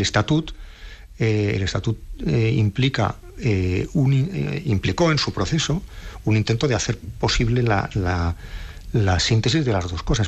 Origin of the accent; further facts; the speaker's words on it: Navarre, Spain; yo soy un nacionalista vasco de Navarra